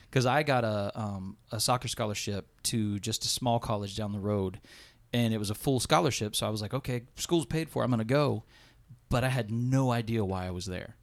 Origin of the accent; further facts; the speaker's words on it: Blanchester, Ohio, United States; … and I are both Blanchester boy, boys, born and raised